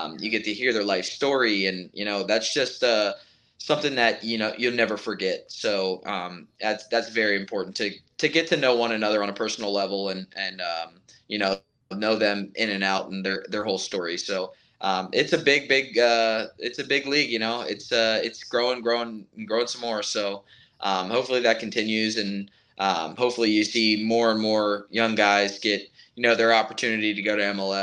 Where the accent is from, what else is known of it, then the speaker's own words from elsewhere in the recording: East Coast, United States; moved away; I'm from the East Coast